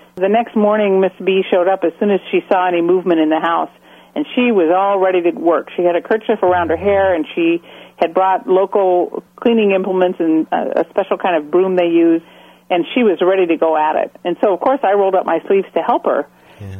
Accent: Portland, Oregon, United States; also born or lived in Albuquerque, New Mexico; we settled in near Portland, Oregon when I was in the first grade, and I spent the rest of my school time there

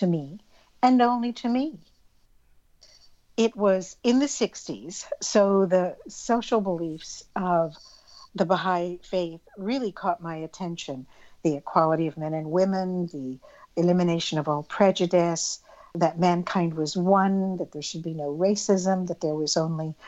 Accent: Arizona, United States; I grew up in Arizona in the Southwest Desert.

